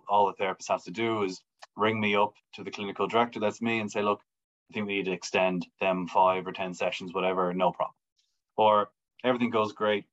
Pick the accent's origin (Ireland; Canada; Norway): Ireland; Wicklow, Leinster; accent: Irish; moved away as an adult; also born or lived in Melbourne, Australia; now in Brisbane, Australia; I'm from Wicklow in Ireland, just south of Dublin.